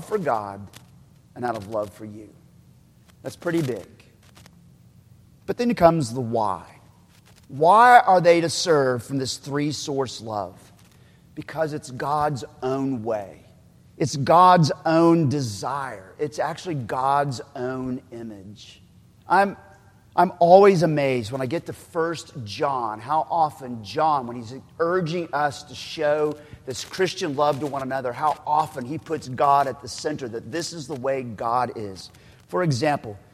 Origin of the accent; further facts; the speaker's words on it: Oklahoma, United States; I'm from Oklahoma, so we still talk about wash rags